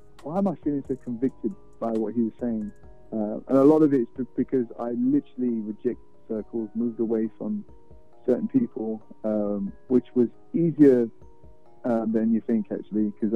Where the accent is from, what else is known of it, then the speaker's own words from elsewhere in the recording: London, United Kingdom; moved away as an adult; now in Houston, United States; I'm from London, born and raised